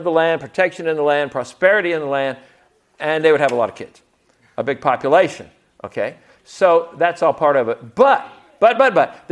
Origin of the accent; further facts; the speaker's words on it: the South, United States; As a Southerner